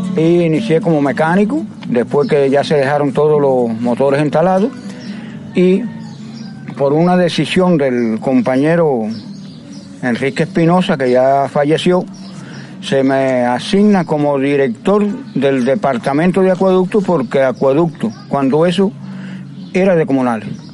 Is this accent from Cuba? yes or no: yes; Majibacoa, Las Tunas, Cuba; now in Jobabo, Cuba; Soy nativo de Majibacoa, pero ya me siento ser jovense Vine para aquí, para Jobabu, con mis padres porque se mudaron para aquí